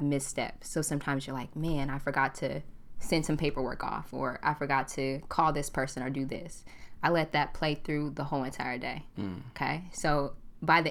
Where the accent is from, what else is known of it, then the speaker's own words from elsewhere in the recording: Portland, Oregon, United States; also born or lived in California; I'm a Portland native. I grew up in Portland.